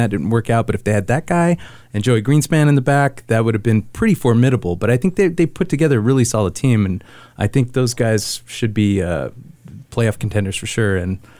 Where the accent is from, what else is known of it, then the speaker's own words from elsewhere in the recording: Santa Fe, New Mexico, United States; also born or lived in Long Beach, California; I'm from Santa Fe